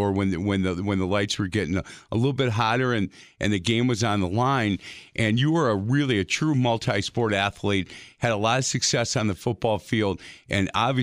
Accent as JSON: {"language": "English", "town": "Milwaukee", "region": "Wisconsin", "country": "United States", "said": "I'm a Milwaukee boy"}